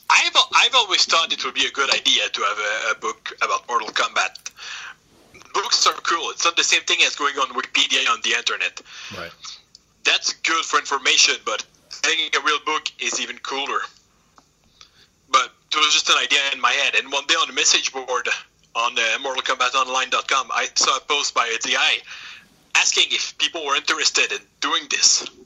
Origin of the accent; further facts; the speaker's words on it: Quebec, Canada; also born or lived in Saint-Jérôme; I'm from uh, Canada, from the province of Quebec. I live in Saint Jerome.